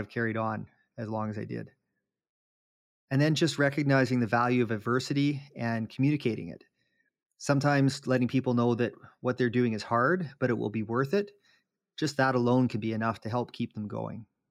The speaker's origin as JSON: {"language": "English", "town": "Jasper", "region": "Alberta", "country": "Canada", "tie": "born or raised there", "said": "when I was growing up in Jasper"}